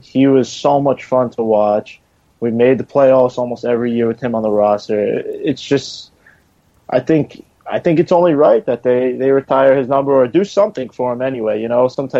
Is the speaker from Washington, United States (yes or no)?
no; New York City, New York, United States; now in Long Island, United States; I grew up in Queens, moved to Long Island.